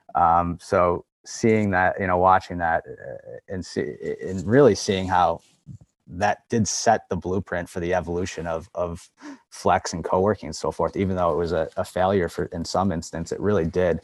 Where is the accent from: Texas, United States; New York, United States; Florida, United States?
New York, United States; Buffalo; moved away as an adult; I'm from Buffalo.